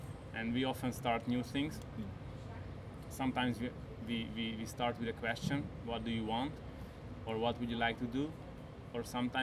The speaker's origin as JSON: {"language": "English", "country": "Hungary", "also_born_or_lived": "Barcelona, Spain", "moved": "as an adult", "lives_now": "Switzerland", "said": "I'm coming from Hungary, so I lived a little bit in Barcelona and most of my time in Hungary, and now I live now for 9 years in Switzerland"}